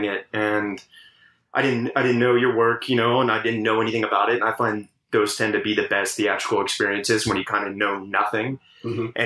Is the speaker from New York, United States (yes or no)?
no; Richmond, Virginia, United States; I grew up in Richmond, Virginia